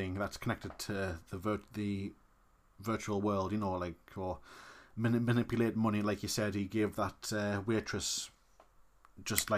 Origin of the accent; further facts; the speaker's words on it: England, United Kingdom; we are English